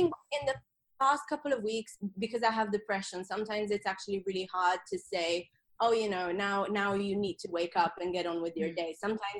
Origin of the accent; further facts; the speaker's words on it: Sardinia, Italy; English is a second language; moved away as an adult; also born or lived in London, United Kingdom / Australia; So I'm originally from Sardinia in Italy, and I moved to London at the age of 18 for uni. And then I moved to Australia for 2 years. So that's why my accent is just this blend of weird things